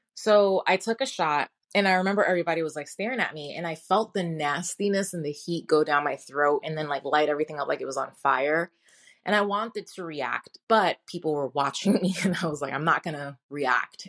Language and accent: English; New York City, New York, United States; moved away; also born or lived in Kentucky; I was born in Brooklyn, New York, born and raised